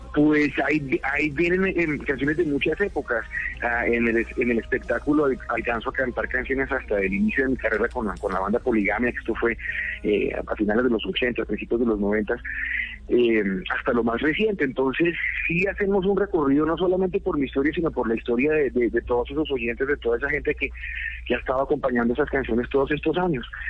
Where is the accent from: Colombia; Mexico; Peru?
Colombia; lo que veía que pasaba en mi país